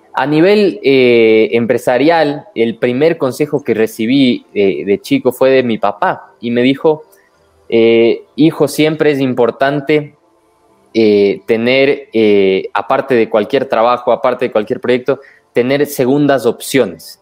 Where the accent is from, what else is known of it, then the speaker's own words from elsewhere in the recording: Ecuador; los defectos que tenemos como ecuatorianos